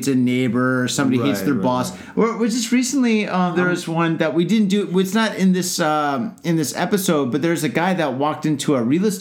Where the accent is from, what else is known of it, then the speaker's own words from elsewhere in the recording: Ohio, United States; now in Japan; I'm not from Detroit. I'm from Ohio. I'm from Ohio, where everybody's happy